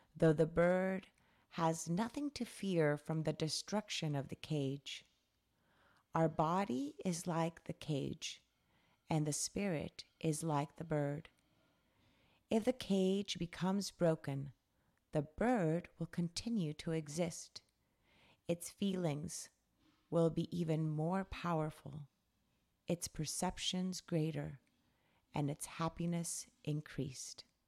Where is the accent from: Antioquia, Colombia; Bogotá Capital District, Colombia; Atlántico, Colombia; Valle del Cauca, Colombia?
Valle del Cauca, Colombia; Cali; I was born and raised in Colombia. um, Cali, Colombia, South America. That's where I was raised.